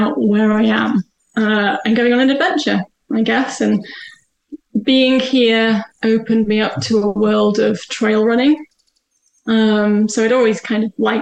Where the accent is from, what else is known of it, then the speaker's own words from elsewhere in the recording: the Northwest, North West England, United Kingdom; moved away as an adult; I'm originally from the Northwest.